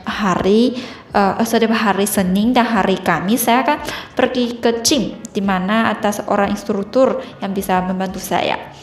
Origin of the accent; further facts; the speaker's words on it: Changsha, Hunan, China; Indonesian is a second language; di kampung halamanku, kota Changsha, provinsi Hunan